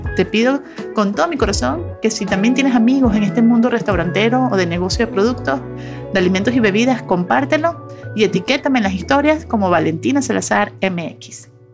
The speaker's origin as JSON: {"language": "Spanish", "country": "Venezuela", "moved": "as an adult", "lives_now": "Monterrey, Mexico", "said": "yo soy venezolana, tengo 15 años en Monterrey, México"}